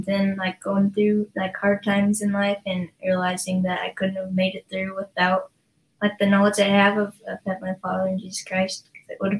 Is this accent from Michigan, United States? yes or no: no; Idaho Falls, Idaho, United States; also born or lived in Utah; I lived in Idaho